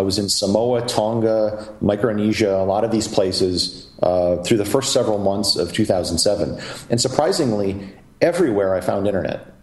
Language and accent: English; Wisconsin, United States; moved away as an adult; originally from Wisconsin, uh, proud part owner of the Green Bay Packers